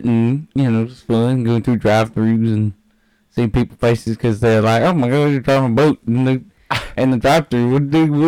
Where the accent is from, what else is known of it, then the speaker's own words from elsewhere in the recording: southern South Carolina, United States; I'm from the southern part of South Carolina.